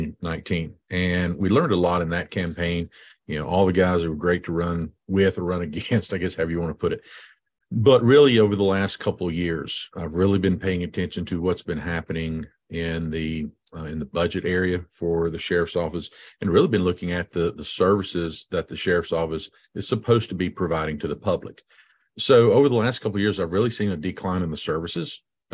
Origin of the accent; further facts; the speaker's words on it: Virginia, United States; I grew up over in Scott County and high school, went to school there at Emory. Yay, go EHC.